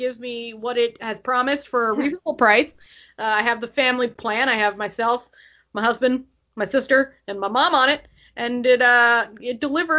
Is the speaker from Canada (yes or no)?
yes; Canada; as a Canadian